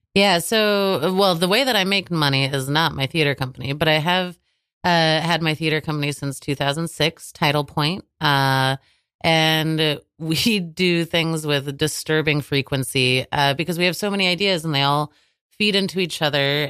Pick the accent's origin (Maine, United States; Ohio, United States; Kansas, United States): Kansas, United States; Manhattan; moved away; I, I come from Manhattan, Kansas